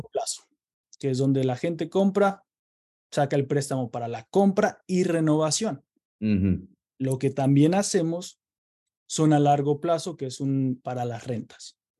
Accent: Querétaro, Mexico; moved away as an adult; now in United States; yo soy originario de Querétaro, eh, México, y eh, llevo en Estados Unidos ocho años, ya casi nueve

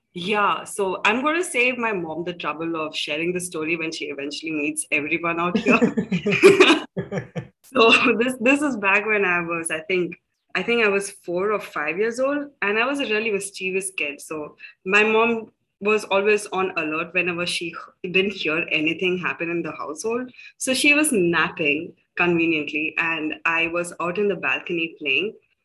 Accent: South India, India; also born or lived in Delhi; I am from India. Now, I was born in Delhi, but then I've grown up in various cities along the south.

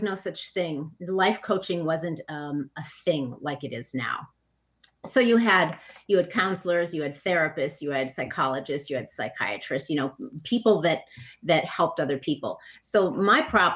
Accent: Minneapolis, Minnesota, United States; I grew up in Minneapolis

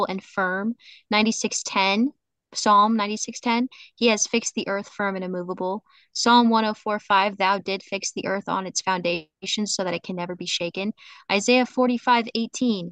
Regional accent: Montana, United States; moved away; I come from Montana originally

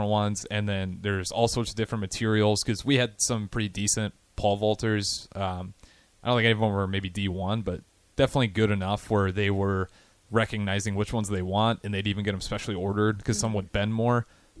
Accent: Hartington, northeast Nebraska, United States; I'm from Harrington, which is northeast Nebraska

